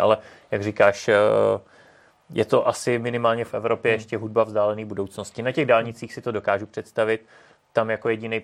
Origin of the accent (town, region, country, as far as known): Czechia